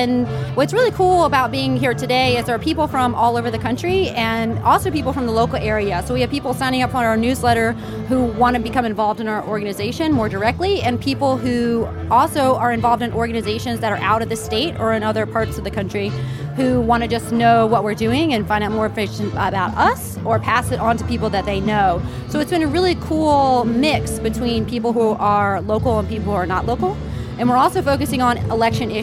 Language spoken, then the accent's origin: English; Staunton, Virginia, United States; also born or lived in Florida; I am from Stanton, Virginia